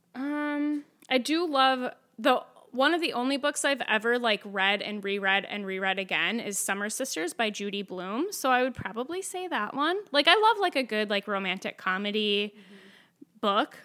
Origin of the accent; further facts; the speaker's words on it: Winthrop, Minnesota, United States; also born or lived in Tracy, Minnesota; I grew up mainly in a small town in Minnesota called Winthrop